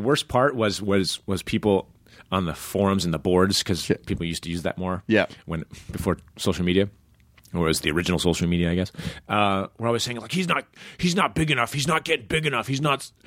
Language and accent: English; Iowa, United States; moved away; growing up in Iowa